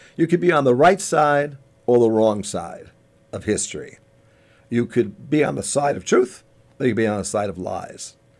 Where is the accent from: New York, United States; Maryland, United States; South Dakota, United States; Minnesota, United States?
New York, United States; Long Island; I grew up on Long Island. I grew up near the beaches of Long Island